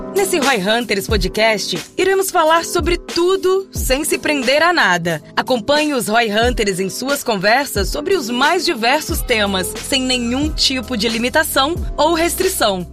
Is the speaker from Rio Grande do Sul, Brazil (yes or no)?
yes; Rio Grande do Sul, Brazil; eu sou gaúcho